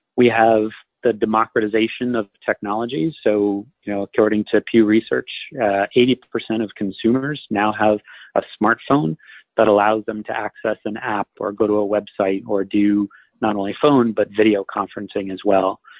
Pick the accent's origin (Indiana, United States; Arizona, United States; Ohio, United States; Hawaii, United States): Hawaii, United States; moved away as an adult; also born or lived in Seattle, Washington / Northeast US; I was uh, born in Seattle, Washington, but spent most of my childhood in Hawaii, uh, and then left for college when I was 18.